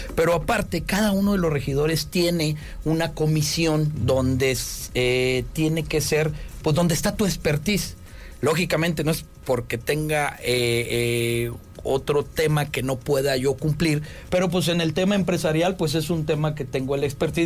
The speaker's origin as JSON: {"language": "Spanish", "region": "Tamaulipas", "country": "Mexico", "moved": "as an adult", "lives_now": "Querétaro, Mexico", "said": "yo soy de Tamaulipas"}